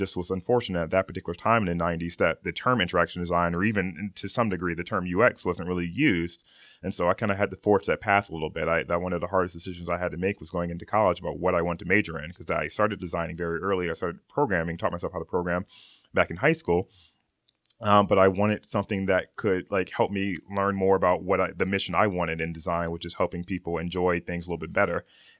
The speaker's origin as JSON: {"language": "English", "region": "Okinawa", "country": "Japan", "tie": "born or raised there", "also_born_or_lived": "Gary, Indiana, United States / North Carolina, United States", "moved": "yes", "said": "I was born in Gary, Indiana. Yeah. Woohoo! And when I was 5 years old, my family moved to Japan, which I spent the majority of our time, particularly Okinawa, Japan."}